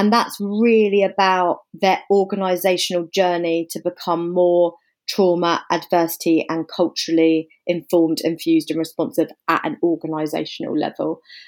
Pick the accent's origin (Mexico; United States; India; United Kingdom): United Kingdom; England; also born or lived in Africa; now in London, United Kingdom; So I guess you can probably hear from the accent. I'm English. I'm based in London.